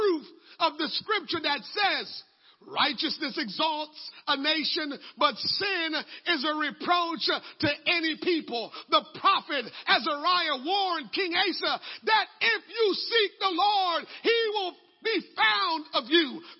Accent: Jamaica; moved away; growing up in Jamaica

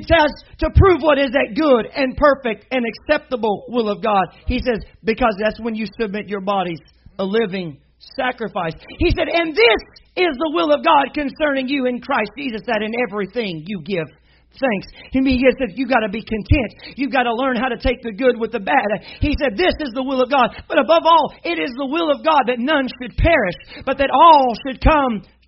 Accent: Arkansas, United States; I'm from Arkansas.

